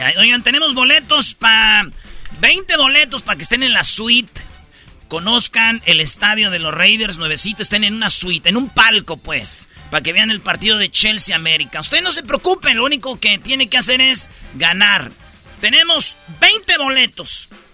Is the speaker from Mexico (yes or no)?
yes; Jiquilpan, Michoacán, Mexico; mi pueblo Jiquilpan